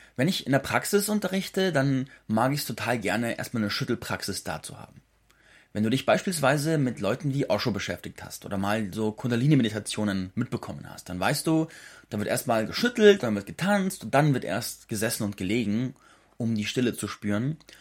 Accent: Schopfheim, Baden-Württemberg, Germany; moved away; in meiner alten Heimat am Hof Zarte in Schopfheim bei Baden-Württemberg

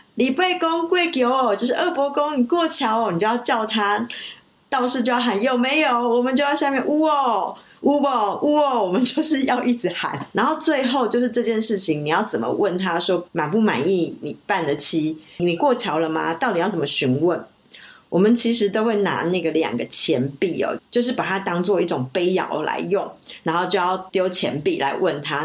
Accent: Taipei, Taiwan; also born or lived in Zhangzhou, Fujian (ancestral); 我从小在台北长大，然后很多人应该都知道我是算是闽南人的后代， 老家是在漳州，所以从小其实有很多习俗都是沿用着闽南的习俗

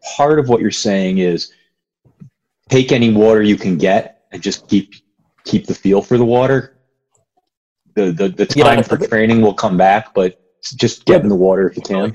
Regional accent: Connecticut, United States; when I was a kid, I grew up in Connecticut

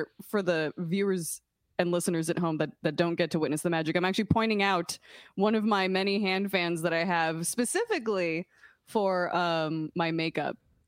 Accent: Puerto Rico; growing up, born and raised in Puerto Rico

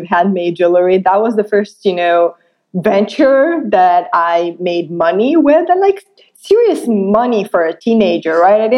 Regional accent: Moldova; I was born and raised in Republic of Moldova

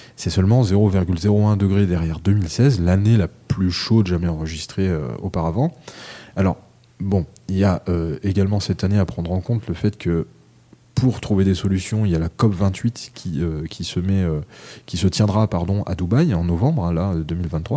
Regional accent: France; chez nous, en France

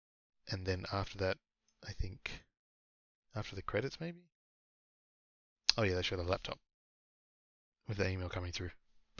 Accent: Singapore; born there; I was born in Singapore. That's technically my hometown, if you count it like that, even though I rarely live there.

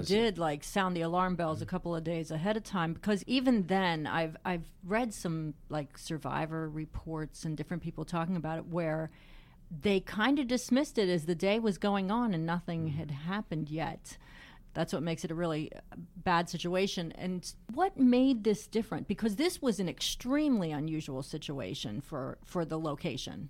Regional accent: Pennsylvania, United States; growing up in Pennsylvania like I did

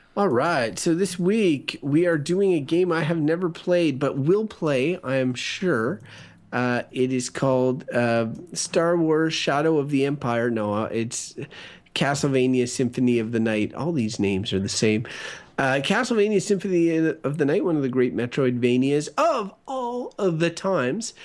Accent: Canada; I'm a Canadian

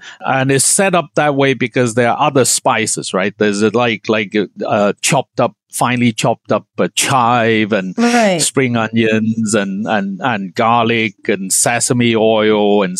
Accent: Hong Kong; Yeah, but where I grew up in Hong Kong, again, hot pot is done in multiple different ways.

